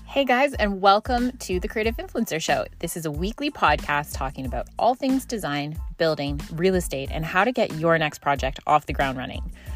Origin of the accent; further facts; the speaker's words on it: Scotland, United Kingdom; moved away; growing up in Scotland